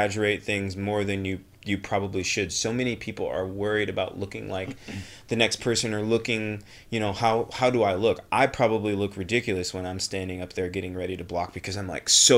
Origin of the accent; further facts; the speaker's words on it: Flint, Michigan, United States; I'm from Flint, Michigan